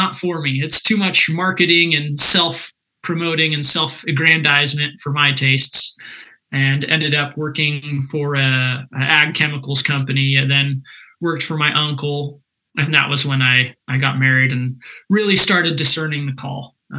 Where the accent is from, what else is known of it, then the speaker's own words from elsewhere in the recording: Central Valley, California, United States; moved away as an adult; also born or lived in Michigan; now in Iowa, United States; I grew up in the agricultural heart of California in the Central Valley, sort of between Hanford and Visalia